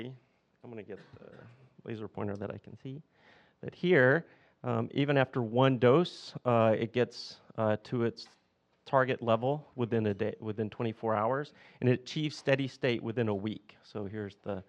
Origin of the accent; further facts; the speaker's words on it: the South, United States; accent: southern; my southern accent